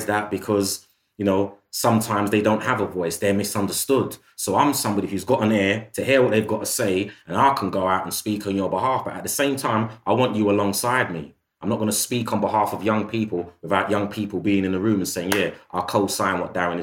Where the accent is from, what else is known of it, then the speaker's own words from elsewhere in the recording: United Kingdom; being somebody of African heritage by way of the Caribbean who was born and bred in the United Kingdom